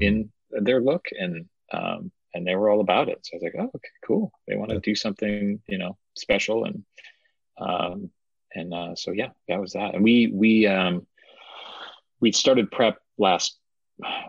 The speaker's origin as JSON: {"language": "English", "region": "Wisconsin", "country": "United States", "tie": "born or raised there", "said": "I grew up in Wisconsin"}